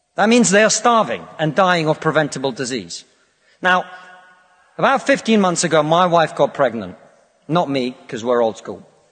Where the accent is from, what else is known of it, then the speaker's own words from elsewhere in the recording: Russia; now in United Kingdom; I come from Russia, which is not a poor country